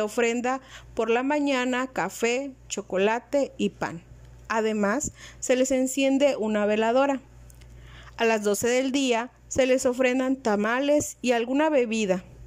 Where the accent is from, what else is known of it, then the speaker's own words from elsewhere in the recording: Totonacapan region, Veracruz, Mexico; En nuestra región, esta celebración inicia el 18 de octubre